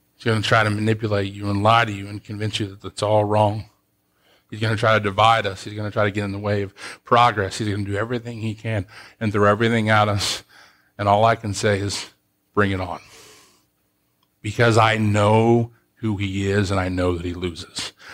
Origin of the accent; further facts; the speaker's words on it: United States; moved away as an adult; also born or lived in Columbus; I grew up in Soonville